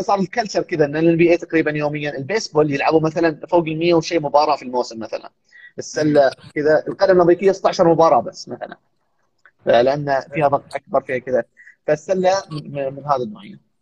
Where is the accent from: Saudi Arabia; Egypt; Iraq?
Saudi Arabia; also born or lived in United States; عندنا في السعوديه